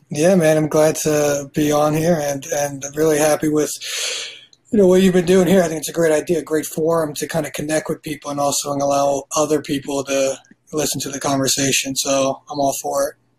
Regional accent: New York, United States; moved away as an adult; also born or lived in Indianapolis, Indiana; now in Chicago, United States; we grew up in New York, I went to Indianapolis, got a degree in risk management from Butler University, and now I've been in Chicago for the last four years

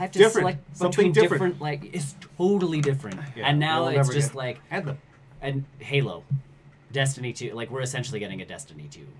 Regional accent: Edmonton, Alberta, Canada; we're from Edmonton

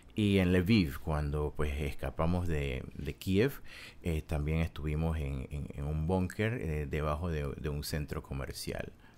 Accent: Panama; moved away as an adult; also born or lived in Kyiv, Ukraine; yo soy panameño

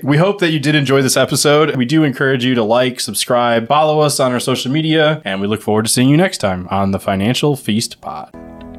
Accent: Ohio, United States; in Ohio, where normal people live, we pronounce it as pop

